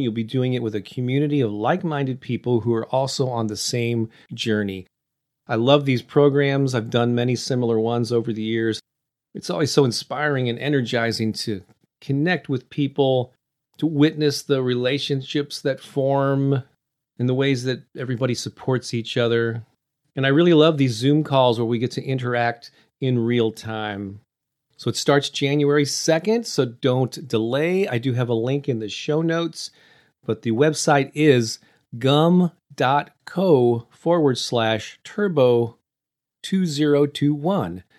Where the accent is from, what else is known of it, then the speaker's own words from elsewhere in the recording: St. Louis, Missouri, United States; I used to have these weekly in-person classes in my hometown of Saint Louis every Thursday night